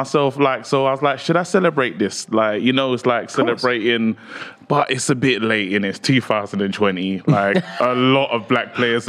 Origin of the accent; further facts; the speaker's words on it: Nigeria; As a Nigerian